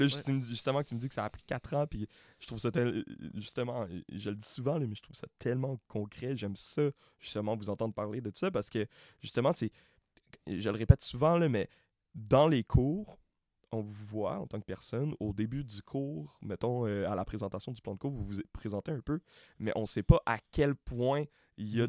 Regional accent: Montreal, Quebec, Canada; je, suis né, ici. Moi, je viens, je viens de Montréal-Nord. J'ai vécu dans, différentes cultures. Puis de grandir là-dedans.

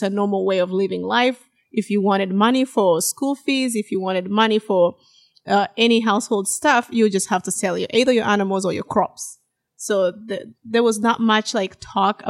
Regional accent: western region of Uganda, Uganda; moved away; I grew up in Uganda. I'm from Uganda, born and raised in the western region of Uganda

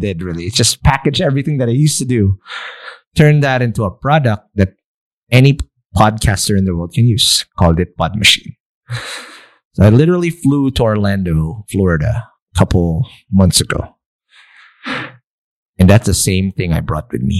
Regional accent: Philippines; a brown ass Filipino like me

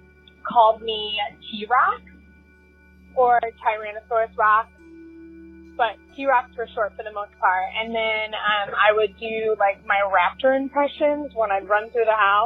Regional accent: Philadelphia, Pennsylvania, United States; now in Orlando, United States; growing up in Philadelphia, I didn't go to a lot of theme parks. I live in Orlando now

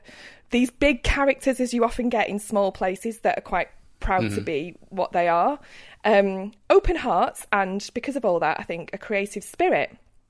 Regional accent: Rochdale, North West England, United Kingdom; Rochdale, my hometown, Rochdale Rock City.

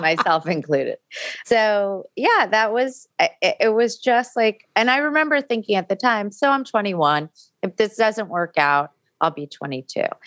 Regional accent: New York City, New York, United States; I grew up in New York City

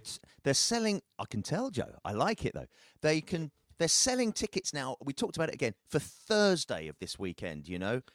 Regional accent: United Kingdom; as a Brit

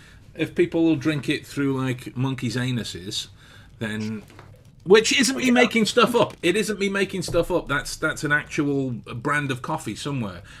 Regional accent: England, United Kingdom; being English

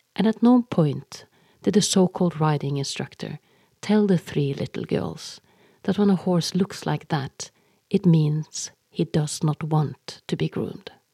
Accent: Norway; English is a second language; I am Norwegian and that English is my second language, not my first.

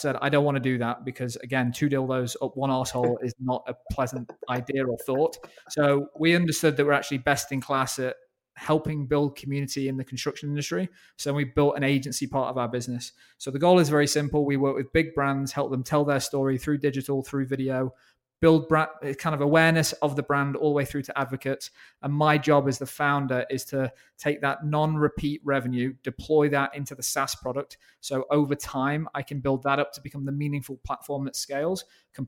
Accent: Ashby-de-la-Zouch, East Midlands, United Kingdom; Swadlincote and Ashby, about 45 minutes north of Birmingham in the UK

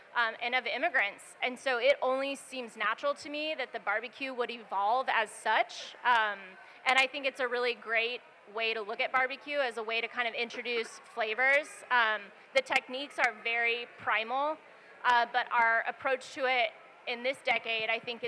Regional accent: Houston, Texas, United States; I'm from Houston.

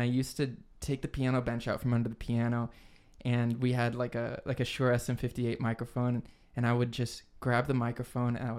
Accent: San Diego, California, United States; growing up in San Diego

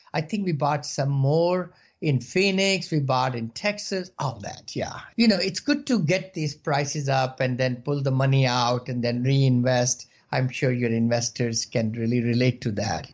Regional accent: India; moved away as an adult; now in United States; I came from India about four years back, uh, you know, with seven dollars in the pocket, like everybody did, you know, immigrants

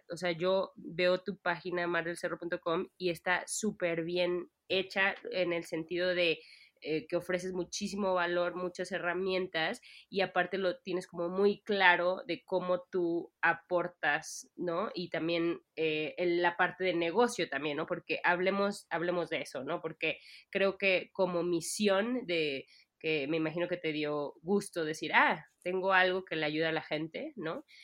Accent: Mexico City, Mexico; moved away as an adult; now in Barcelona, Spain; yo soy ah, de la Ciudad de México.

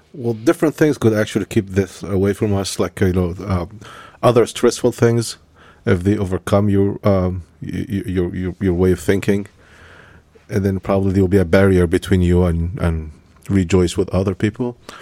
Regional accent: Egypt; moved away; when I was born in Egypt

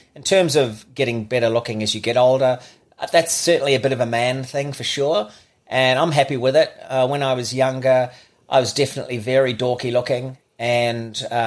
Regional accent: Auckland, New Zealand; I was born in Auckland, Middlemore Hospital, one of five

